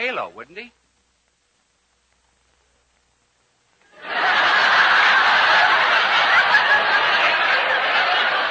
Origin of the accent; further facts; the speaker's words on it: United States; we as American people